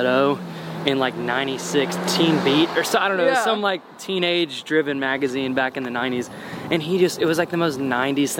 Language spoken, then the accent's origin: English; Sheridan, Arkansas, United States; moved away; also born or lived in Little Rock, Arkansas; I grew up in Little Rock's not, like, super small, but compared to the rest of the world, it's pretty small. The city I went to junior high and high school in is called Sheridan